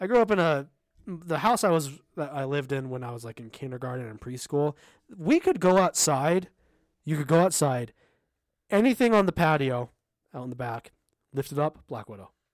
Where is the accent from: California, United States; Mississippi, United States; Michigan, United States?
California, United States; Southern; I grew up in Southern California, kind of in a desert area, uh, east of Los Angeles